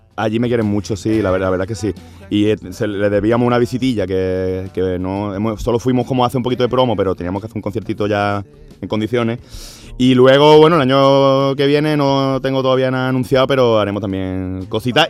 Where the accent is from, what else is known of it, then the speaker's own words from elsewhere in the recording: Andalusia, Spain; yo soy no solo soy andaluz, sino que soy andalucista